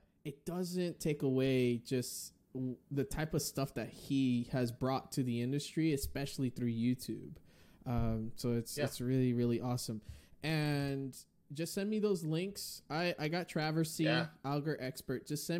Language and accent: English; Northeast, United States; That sounded like so I'm from the Northeast.